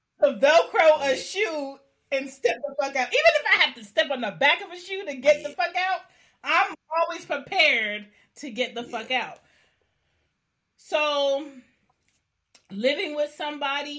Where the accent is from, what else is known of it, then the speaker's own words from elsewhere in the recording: Philadelphia, Pennsylvania, United States; also born or lived in Baltimore / Maryland / New York / Washington, D.C.; now in Atlanta, United States; I grew up in Philly. I'm from Philly.